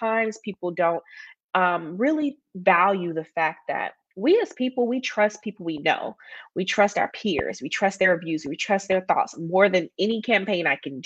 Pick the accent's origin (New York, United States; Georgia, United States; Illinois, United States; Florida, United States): Georgia, United States; Atlanta; moved back to my hometown of Atlanta